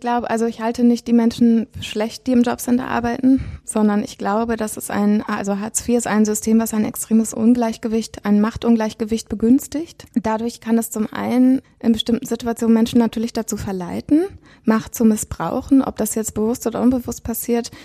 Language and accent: German; Witten, North Rhine-Westphalia, Germany; moved away as an adult; also born or lived in Bochum; now in Berlin, Germany; in Bochum geboren und in Witten die meiste Zeit aufgewachsen. Ähm, und dann seit ich 20 bin, bin ich in Berlin.